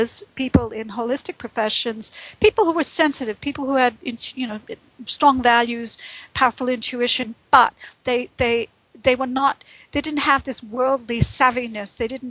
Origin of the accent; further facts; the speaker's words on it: Brooklyn, New York, United States; also born or lived in Boston / Texas / India / Phoenix; now in United Kingdom; I've lived in Britain for the last going on 13 years. I'm originally from New York. I was born in Brooklyn. I haven't lived there since the 70s.